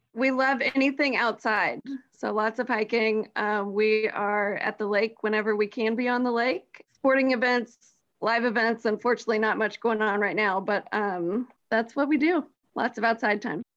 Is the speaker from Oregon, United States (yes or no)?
no; Johns Creek, Georgia, United States; also born or lived in Columbia, South Carolina; I was born and raised in the Atlanta area